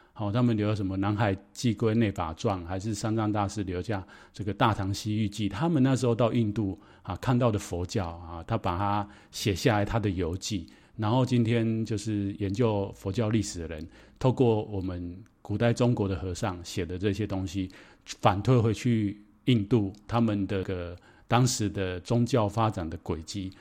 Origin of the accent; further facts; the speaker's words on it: Taiwan; ，我非常的 exciting。